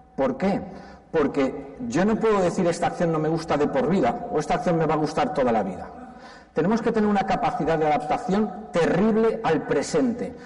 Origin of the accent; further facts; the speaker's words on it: Valencia, Valencian Community, Spain; Y yo soy valenciano.